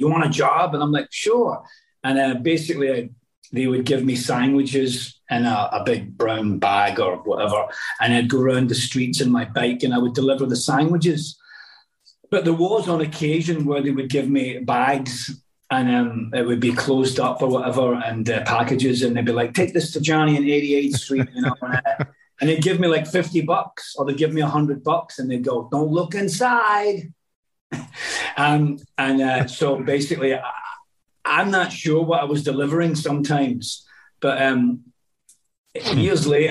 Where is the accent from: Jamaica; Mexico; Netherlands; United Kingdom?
United Kingdom; Scotland; moved away; I'm actually Scottish